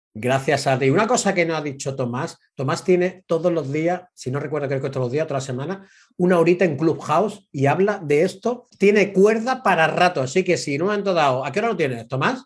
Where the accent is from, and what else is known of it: Spain; moved away; also born or lived in England